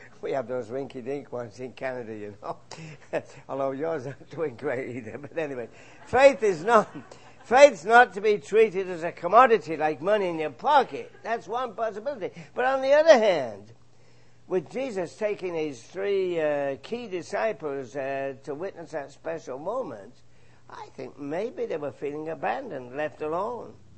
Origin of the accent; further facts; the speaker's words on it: England, United Kingdom; moved away; my home country, England